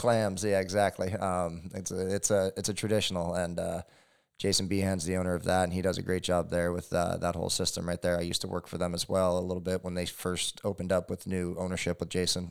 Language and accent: English; Hawaii, United States; growing up in Hawaii